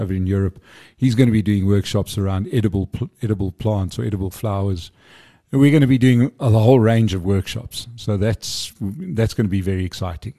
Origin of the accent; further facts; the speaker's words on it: Johannesburg, Gauteng, South Africa; I'm a Joburg boy, love Joburg